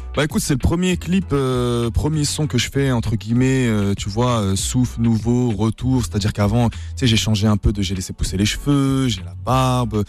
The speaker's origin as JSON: {"language": "French", "town": "Nancy", "region": "Grand Est", "country": "France", "said": "nous on est de Nancy, hein, on n'est pas parisien"}